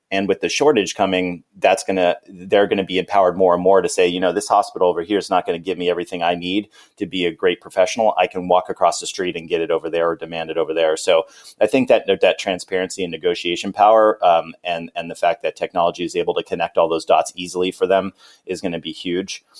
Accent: California, United States; moved away as an adult; also born or lived in Arizona; I'm from California.

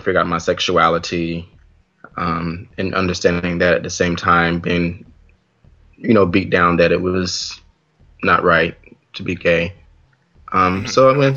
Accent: North Carolina, United States; moved away as an adult; now in New York, United States; Originally from North Carolina

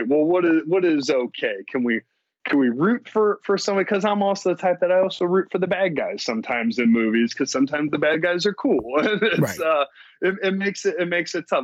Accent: Missouri, United States; now in Los Angeles, United States; I am from Missouri, which is a red state, but I live in, you know, the liberal capital of Los Angeles

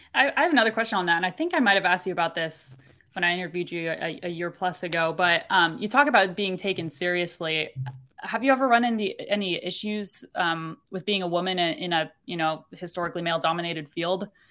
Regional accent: Kansas City, Missouri, United States; growing up in Kansas City, we didn't have a women's professional sports For team.

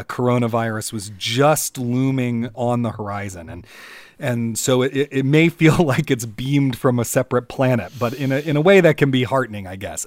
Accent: Washington, District of Columbia, United States; I'm from Washington, D C

